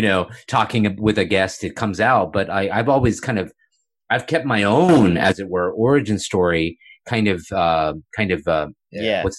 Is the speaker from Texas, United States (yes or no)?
yes; Houston, Texas, United States; also born or lived in Boulder, Colorado; I grew up in Muslim youth groups in Houston, Texas